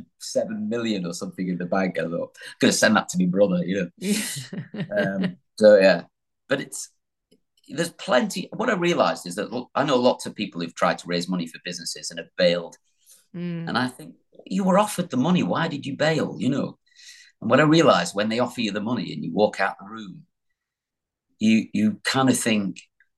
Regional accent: the North, England, United Kingdom; I'm from the North.

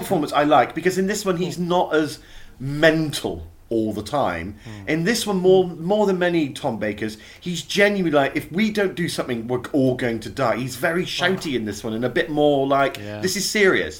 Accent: Dartmoor, South West England, United Kingdom; I grew up on Dartmoor

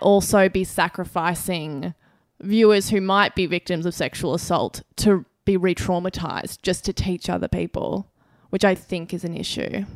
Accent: Australia

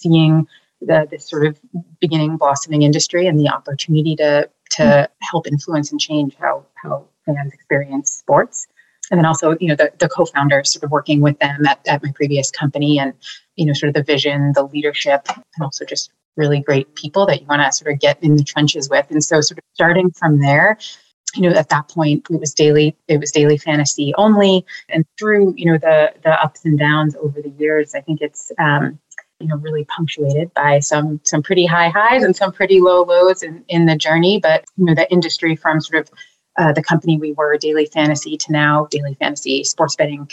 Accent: Boston, Massachusetts, United States; also born or lived in Maine; born and raised here in Boston

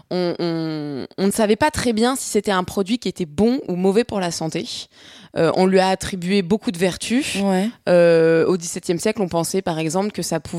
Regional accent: France

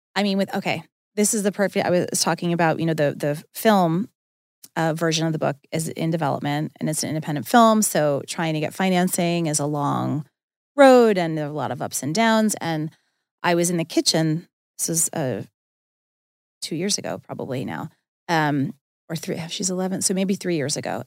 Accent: Long Island, New York, United States; I grew up on Long Island

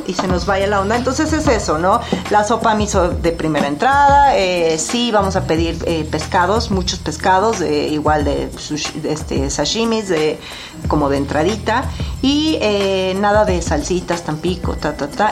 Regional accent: Mexico; En México comemos un sushi muy tropicalizado

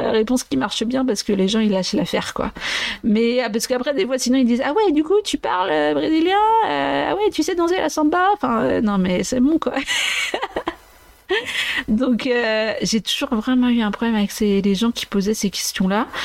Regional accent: Vendée, Pays de la Loire, France; also born or lived in Maceió, Brazil; je suis tellement de Vendée

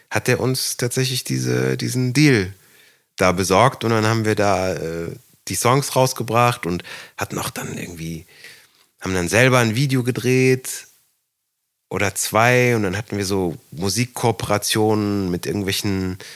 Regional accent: Aachen, North Rhine-Westphalia, Germany; also born or lived in Weiz, Styria, Austria; wir sind in Aachen

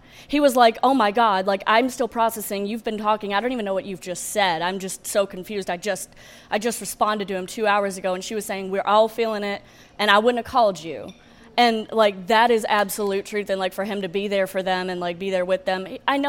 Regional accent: the South, United States; that's what I saw growing up in the South

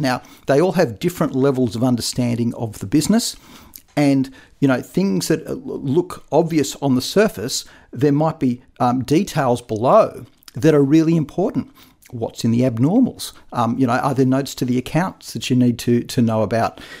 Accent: Australia

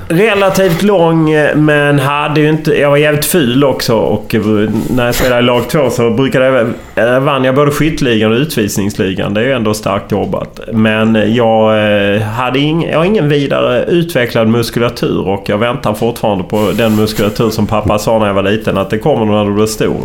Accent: Lund, Skåne, Sweden; accent: Skåne dialect; also born or lived in Gothenburg; jag är uppvuxen i Lund. Jag har faktiskt aldrig bott i Landskrona

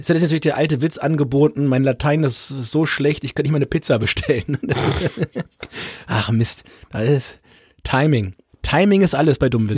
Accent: Holzminden, Lower Saxony, Germany; bei uns in Holzminden

